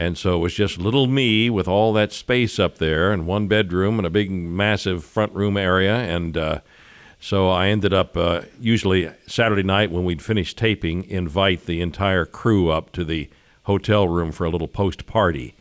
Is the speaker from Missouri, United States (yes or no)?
yes; Kansas City, Missouri, United States; I was from Kansas City